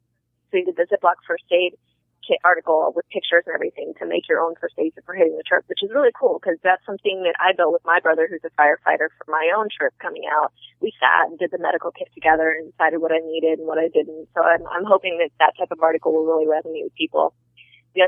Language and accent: English; United States; I never realized people didn't travel the way that I grew up in America. And then I continued to do that as an adult, and most people that I meet out there don't believe that I'm an American because I travel so much.